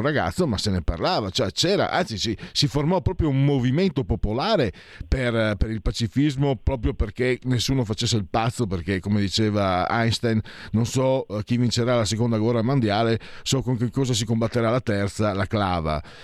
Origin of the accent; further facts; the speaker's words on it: Friuli-Venezia Giulia, Italy; vengo dal Friuli, ero vicino anche ad Aviano